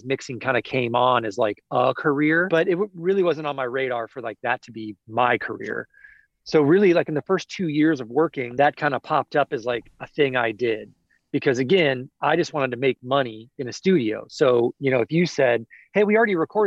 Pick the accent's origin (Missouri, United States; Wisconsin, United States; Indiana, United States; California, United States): Missouri, United States; Kansas City; moved away as an adult; now in Nashville, United States; I grew up in Kansas City.